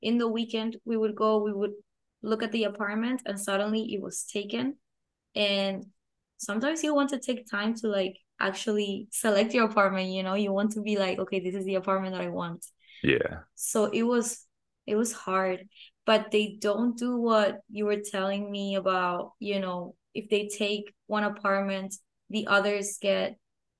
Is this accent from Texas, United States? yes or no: no; Tallahassee, Florida, United States; I come from Tallahassee, so we have like student housing everywhere.